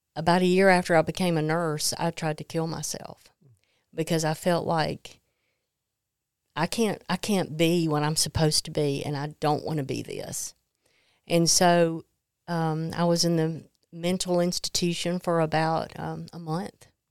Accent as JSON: {"language": "English", "region": "Mississippi", "country": "United States", "tie": "born or raised there", "said": "I grew up in Mississippi"}